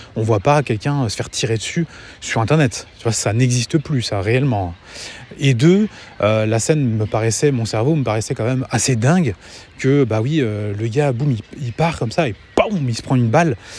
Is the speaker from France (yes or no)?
yes; France; now in Angers, France